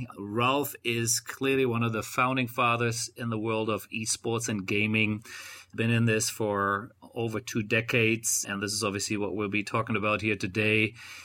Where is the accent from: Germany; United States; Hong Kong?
Germany; Cologne, North Rhine-Westphalia; that is my hometown.